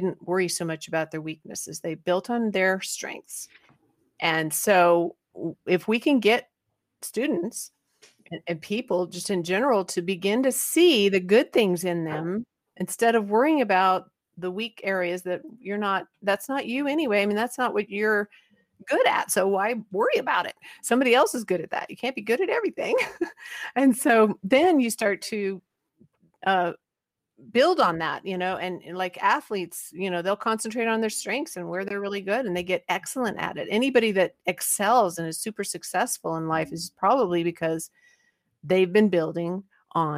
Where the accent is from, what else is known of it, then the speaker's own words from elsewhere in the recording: Christiansburg, Virginia, United States; from Christiansburg, Virginia